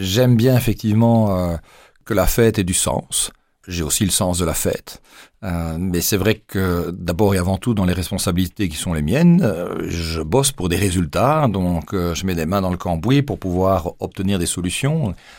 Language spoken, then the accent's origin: French; Namur, Wallonia, Belgium; also born or lived in Mons, Belgium / Luxembourg / Arlon, Belgium; j'ai débarqué à l'âge de 7 ans à Namur et me voilà projeté dans une classe d'une école primaire sans connaître personne. Je venais d'Arlon